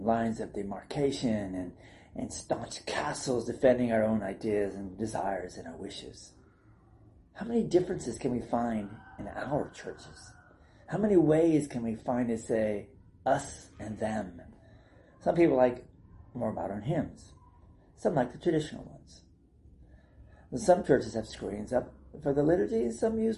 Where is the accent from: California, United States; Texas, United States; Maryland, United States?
California, United States; South San Francisco; also born or lived in Placerville, California / Fort Wayne, Indiana / Panama; the churches I grew up in South San Francisco